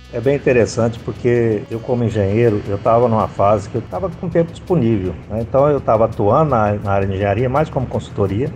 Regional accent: Minas Gerais, Brazil; now in Paraíba, Brazil; Eu sou mineiro, então a gente tem a cultura de envelhecimento de cachaça

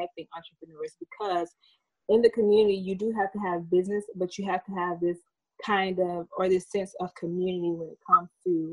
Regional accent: Georgia, United States; moved away as an adult; also born or lived in Washington, District of Columbia, United States; I am originally from Georgia. I grew up in a small town, about 3,000 people

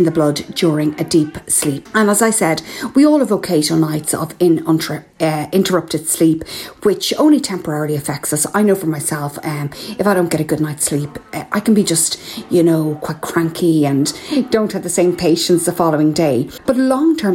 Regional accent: Ireland; I'm …

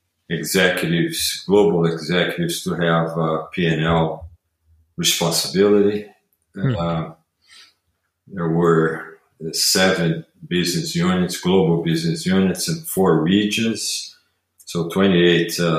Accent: Rio de Janeiro, Brazil; moved away as an adult; So I am originally from Brazil. I grew up there in Rio.

